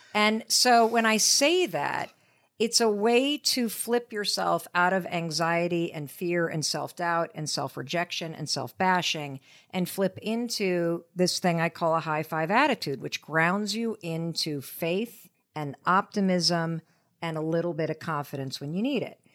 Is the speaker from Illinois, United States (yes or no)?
no; Western Michigan, United States; I grew up in Western Michigan